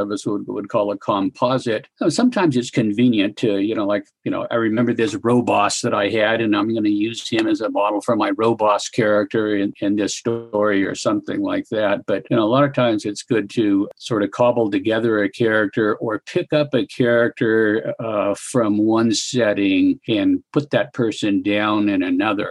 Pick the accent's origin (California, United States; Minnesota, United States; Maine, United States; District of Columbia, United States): California, United States; rural; now in Wyoming, United States; I grew up in rural California. I grew up in farm and ranch country